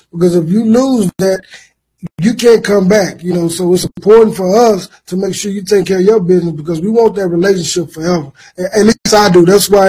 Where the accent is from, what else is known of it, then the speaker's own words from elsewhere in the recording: Austin, Texas, United States; born and raised in Austin, Texas